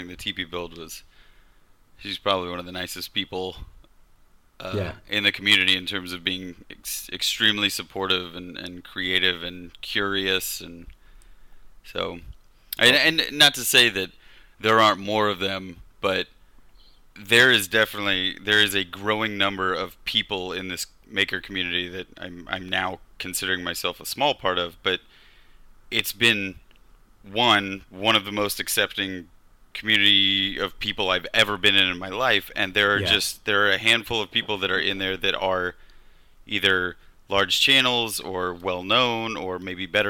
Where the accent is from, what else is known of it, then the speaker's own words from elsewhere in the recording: Kansas, United States; I grew up in Kansas in the Midwest in a tiny town